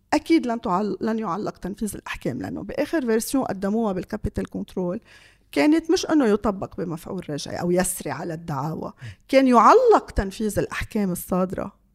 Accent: Lebanon

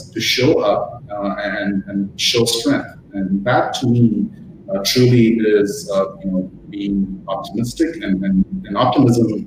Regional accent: India; moved away as an adult; also born or lived in United States; now in Australia; my background is Indian, and I grew up in India

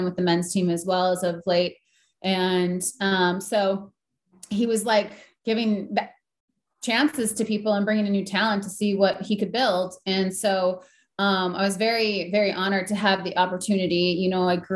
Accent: Green Bay, Wisconsin, United States; I came from Green Bay, Wisconsin

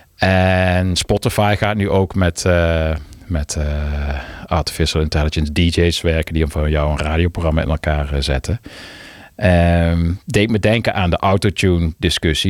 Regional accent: Maastricht, Limburg, Netherlands; Ik ben in Maastricht getogen. Maar ja, ik was een beetje anti, want ik kwam niet uit Maastricht

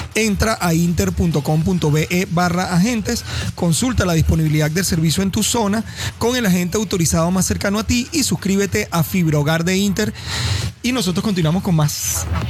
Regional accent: Venezuela; tenemos jugadores de muy buen nivel, pero no hay equipos venezolanos todavía

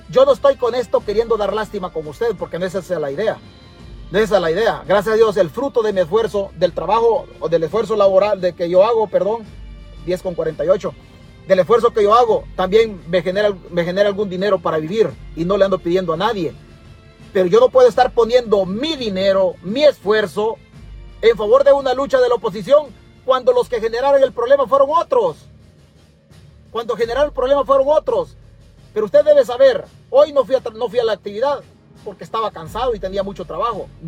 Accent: El Salvador; moved away; Pero también yo soy parte de esa patria. Es que el huevo aquí es que nosotros ya hace rato nos vinimos del Salvador. Pero la tierra no puede salir del pensamiento de nosotros.

